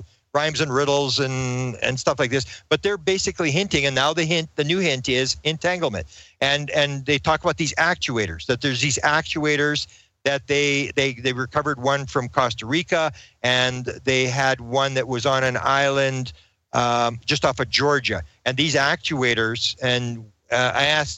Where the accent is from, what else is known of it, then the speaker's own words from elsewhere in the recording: Canada; I'm a Canadian